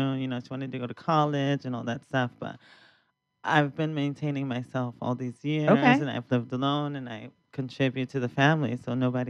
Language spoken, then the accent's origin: English; San Diego, California, United States; moved away; I was raised in San Diego.